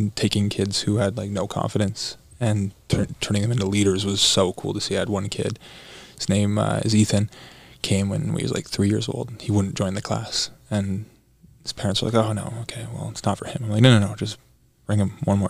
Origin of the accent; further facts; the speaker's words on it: Burlington, Ontario, Canada; also born or lived in Los Angeles, United States; now in Toronto, Canada; I grew up in Canada. I was born in Burlington, Ontario